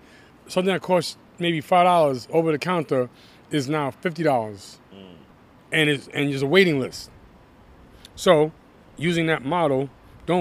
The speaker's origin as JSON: {"language": "English", "town": "New York City", "region": "New York", "country": "United States", "tie": "born or raised there", "also_born_or_lived": "Brentwood, Long Island", "said": "I'm living in Brentwood, Long Island, I'm back in the city, even though I was born and raised in Brooklyn"}